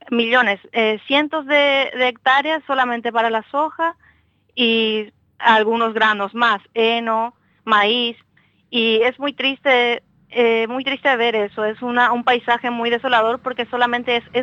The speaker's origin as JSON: {"language": "Spanish", "country": "Paraguay", "said": "yo, yo soy paraguaya"}